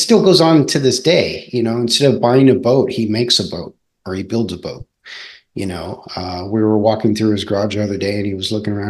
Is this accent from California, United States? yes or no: yes; Southern California, United States; I raced BMX growing up in Southern California